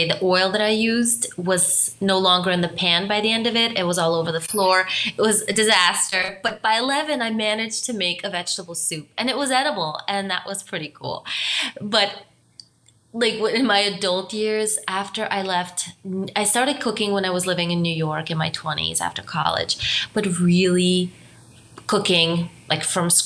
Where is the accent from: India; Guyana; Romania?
Romania; moved away; also born or lived in Germany; My background is I'm from Romania. I also spent some time in Germany